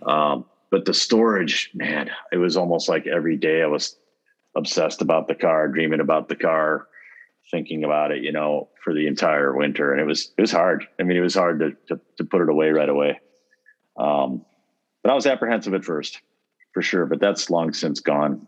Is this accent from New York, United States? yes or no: no; Winona, Minnesota, United States; moved away; I've got my hometown's Winona. It's a south, it's a southeastern Minnesota town